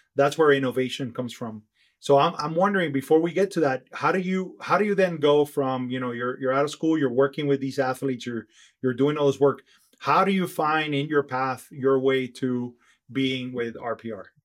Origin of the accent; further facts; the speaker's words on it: Miami, Florida, United States; we're from Miami